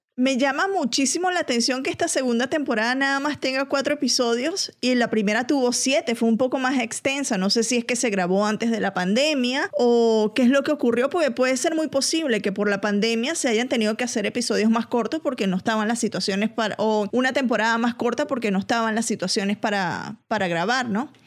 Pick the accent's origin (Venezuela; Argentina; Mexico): Venezuela; now in Atlanta, United States; de Venezuela, pero en Atlanta